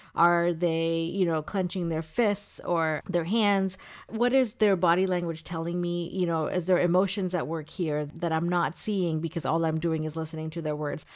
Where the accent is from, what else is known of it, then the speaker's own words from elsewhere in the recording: India; now in United States; I was born in India